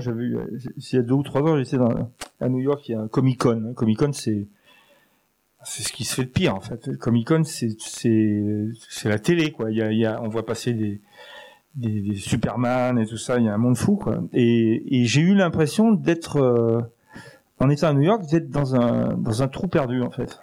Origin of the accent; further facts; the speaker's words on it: Grenoble, Auvergne-Rhône-Alpes, France; moved away as an adult; also born or lived in Paris; j'ai été élevé à Grenoble, en, enfin en partie